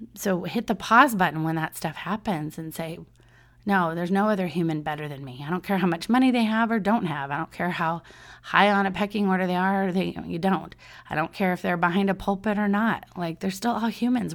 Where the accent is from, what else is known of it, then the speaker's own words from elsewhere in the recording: Southern California, United States; I'm from Southern California